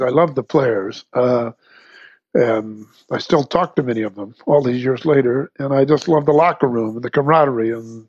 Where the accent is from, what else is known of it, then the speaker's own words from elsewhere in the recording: Southern California, United States; also born or lived in Santa Barbara, California; I'm from Southern California